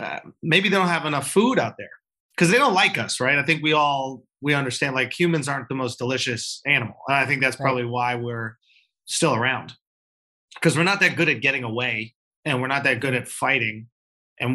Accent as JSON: {"language": "English", "town": "Manhattan", "region": "New York", "country": "United States", "tie": "born or raised there", "also_born_or_lived": "Long Island", "said": "No, on. I grew up in New York. I grew up in Manhattan, actually."}